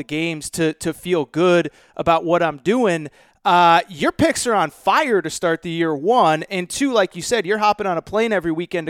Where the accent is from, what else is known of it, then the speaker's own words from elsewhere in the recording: Connecticut, United States; also born or lived in New York; now in California, United States; I grew up in Connecticut, spent a lot of time in New York